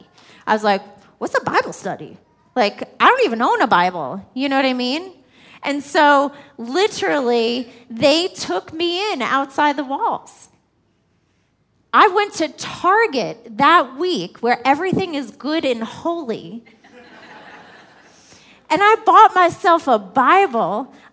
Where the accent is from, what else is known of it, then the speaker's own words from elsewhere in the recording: New York, United States; I'm a New Yorker